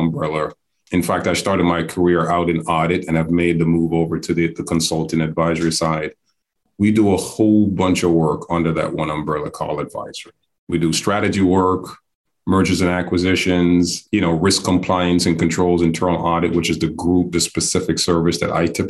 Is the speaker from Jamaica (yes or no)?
yes; Jamaica; moved away as an adult; also born or lived in New York City / Hattiesburg, Mississippi; now in Atlanta, United States; I'm actually based in Atlanta, and I'll get to that to this later, but born and raised in Jamaica by way of New York City.